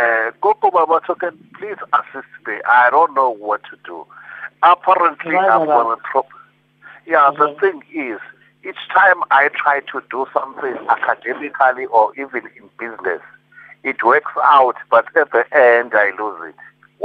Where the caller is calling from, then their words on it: Bergville, KwaZulu-Natal, South Africa; She used to stay in the farm in Bergville. I'm calling from Bergville right now.